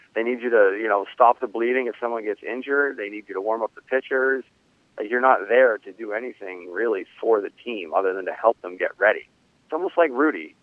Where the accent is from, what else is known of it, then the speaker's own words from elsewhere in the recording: 50 miles north of Boston, New England, United States; I'm from New England, um, right, 50 miles north of Boston.